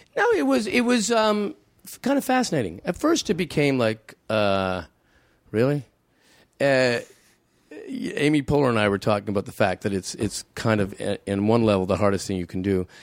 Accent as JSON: {"language": "English", "country": "Canada", "said": "I'm a Canadian"}